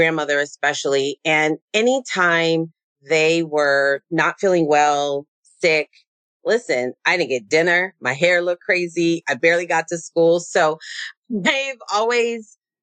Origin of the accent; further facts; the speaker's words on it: San Diego, California, United States; I grew up in San Diego